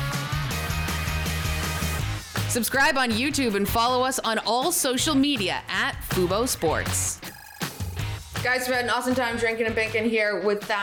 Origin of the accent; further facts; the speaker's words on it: Toronto, Ontario, Canada; I'm from Toronto